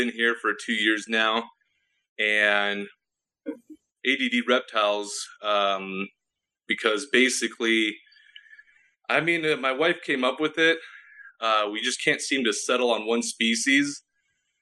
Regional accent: California, United States; I was born and raised in California, literally at the hospital

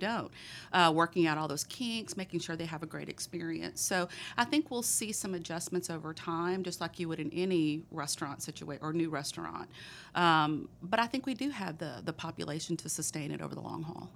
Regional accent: Texas, United States; accent: thick Texas; my thick Texas accent

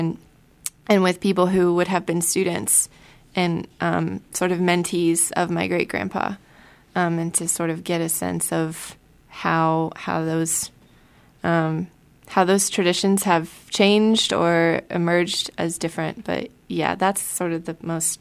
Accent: Southern Ohio, United States; moved away; growing up in Southern Ohio

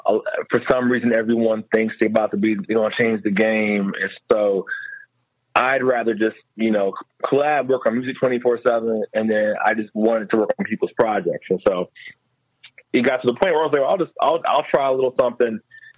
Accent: New Jersey, United States; now in Philadelphia, United States; So I've been just telling people I'm from Philly now.

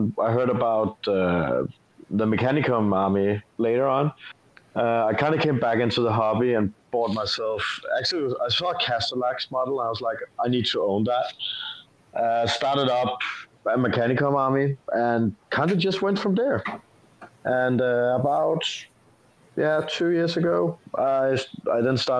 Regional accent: Denmark; I'm from Denmark.

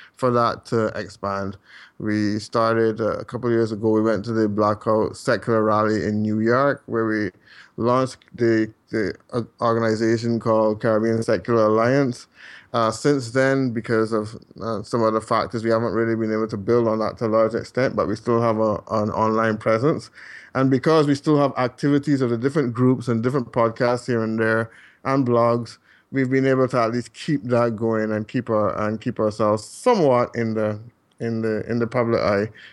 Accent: Barbados; moved away as an adult; now in Calgary, Canada; I am from Barbados originally, and still have quite a few contacts there

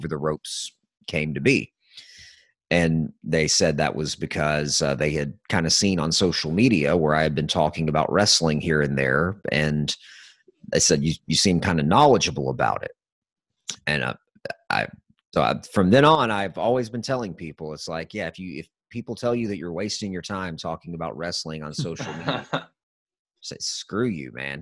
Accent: the South, United States; I'm from the South

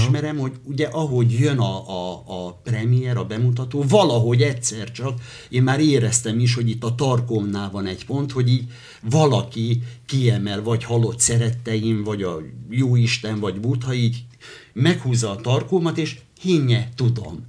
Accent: Hortobágy, Hajdú-Bihar, Hungary; also born or lived in Debrecen; Általános iskolába Hortobágyon nőttem föl

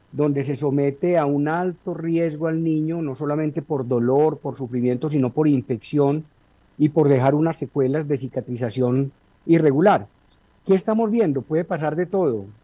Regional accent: Manizales, Caldas, Colombia; nos criamos, recordamos precisamente que uno se iba al Parque Liborio a unas casetas que se fabricaban y se improvisaban ahí a comprar voladores, globos, papeletas, buscaniguas.

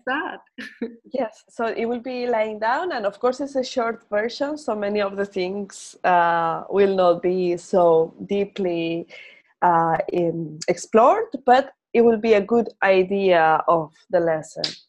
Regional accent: Spain; first language Spanish; English is a second language; we Spaniards or Latin Americans think in our language

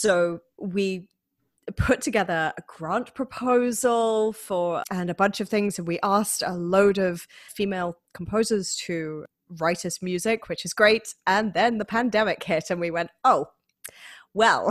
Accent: Manchester, North West England, United Kingdom; accent: northern twang; moved away as an adult; now in Rochester, United States; I am originally from Manchester in the United Kingdom, but I've been living in America for nearly eight years at this point

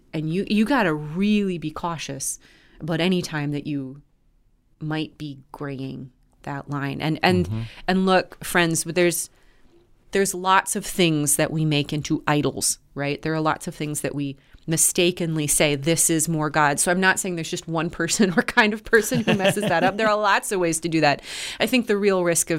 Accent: United States; My life as an American

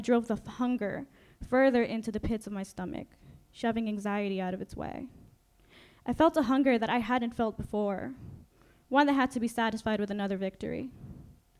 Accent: New York City, New York, United States; English is a second language; also born or lived in Mexico; I grew up in New York City, a multicultural melting pot

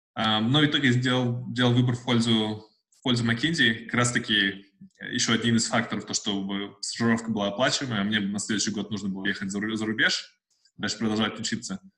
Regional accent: Uralsk, West Kazakhstan Region, Kazakhstan; moved away as an adult; also born or lived in Russia / Almaty / Saint Petersburg / Moscow; now in Australia; вообще я из Казахстана, родился в России, но вырос в Казахстане – а, жил в Уральске до, по 13 лет.

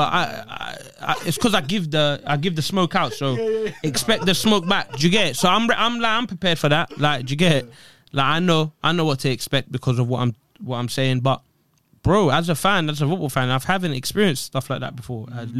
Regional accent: Eritrea; Eritrea. Country.

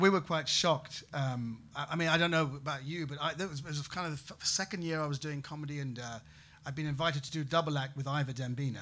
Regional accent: United Kingdom; also born or lived in Bratislava, Slovakia; as British people, we hate to haggle

